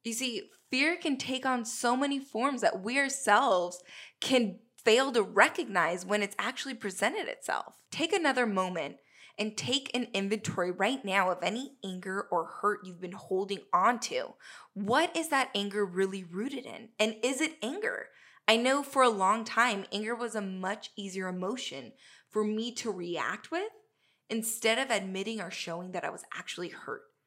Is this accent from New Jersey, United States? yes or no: no; Southern California, United States; moved away as an adult; I'm originally from Southern California